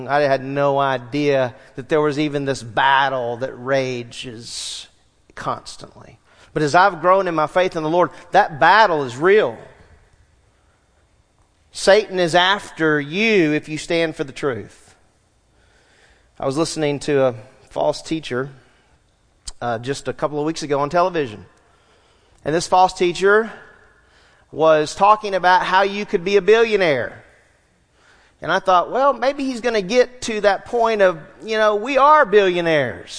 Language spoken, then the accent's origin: English; Southwest Louisiana, United States; I grew up in Southwest Louisiana, played outside all the time.